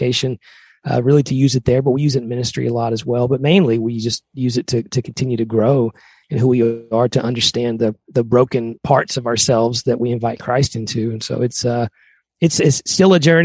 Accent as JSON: {"language": "English", "region": "Tennessee", "country": "United States", "tie": "born or raised there", "said": "we grew up both in Tennessee"}